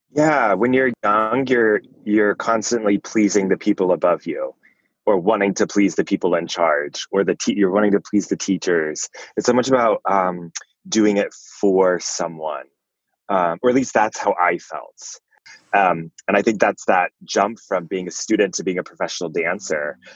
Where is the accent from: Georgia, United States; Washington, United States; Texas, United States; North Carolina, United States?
Texas, United States; Fort Worth; I grew up in Fort Worth, Texas